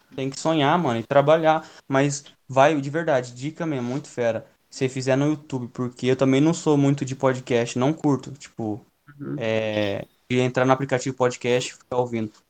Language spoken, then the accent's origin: Portuguese; Campinas, São Paulo, Brazil; Eu sou de Campinas